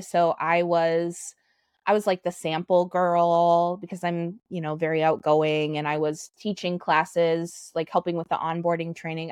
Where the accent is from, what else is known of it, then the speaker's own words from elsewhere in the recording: South Dakota, United States; moved away as an adult; also born or lived in Minneapolis-St. Paul, Minnesota; now in Minneapolis, United States; I was born in South Dakota. I've lived in Minneapolis, St. Paul for the last 10 years.